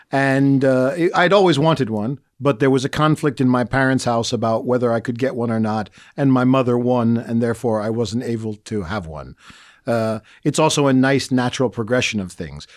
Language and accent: English; United States; now in Bratislava, Slovakia; as an American